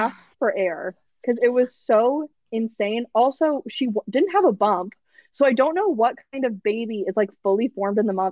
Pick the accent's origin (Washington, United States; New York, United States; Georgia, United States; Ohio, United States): Georgia, United States; Atlanta; accent: Southern; I'm from Atlanta